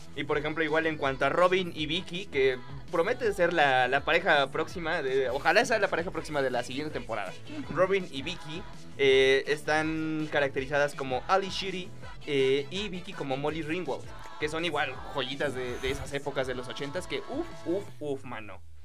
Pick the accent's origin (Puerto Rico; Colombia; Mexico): Mexico